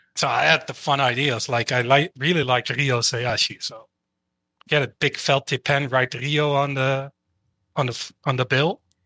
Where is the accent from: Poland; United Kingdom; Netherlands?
Netherlands; I'm from the Netherlands